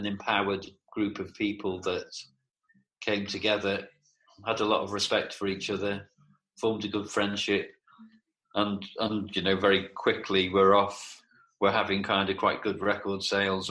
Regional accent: Liverpool, North West England, United Kingdom; moved away as an adult; also born or lived in Bristol; I grew up in Liverpool

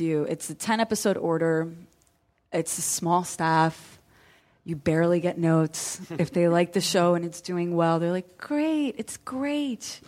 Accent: New York, United States; moved away; also born or lived in New Jersey; I grew up in New York.

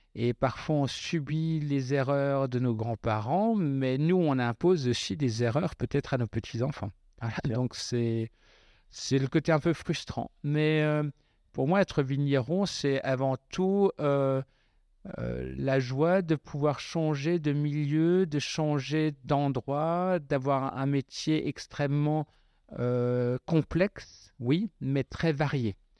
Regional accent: Westhoffen, Grand Est, France; chez nous à Westphalen

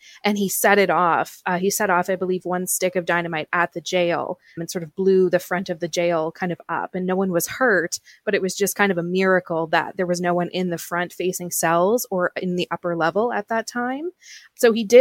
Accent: Saint John, New Brunswick, Canada; moved away as an adult; also born or lived in Kingston Peninsula, New Brunswick; now in Ontario, Canada; So, now I live in Ontario, but I grew up and lived until I was 18 in New Brunswick. And so I was born in St. John, New Brunswick

